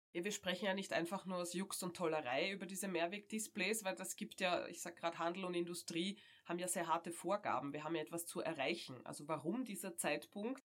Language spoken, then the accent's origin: German; Austria; bei uns in Österreich